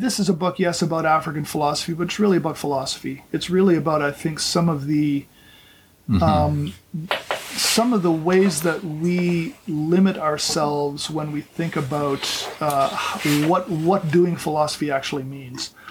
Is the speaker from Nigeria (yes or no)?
no; Canada; now in Orlando, United States; I grew up in Canada.